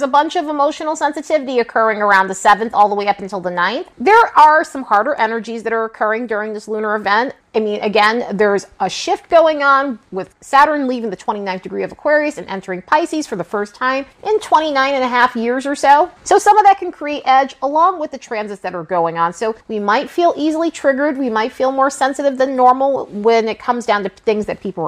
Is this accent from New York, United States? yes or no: yes; New York, United States; growing up in New York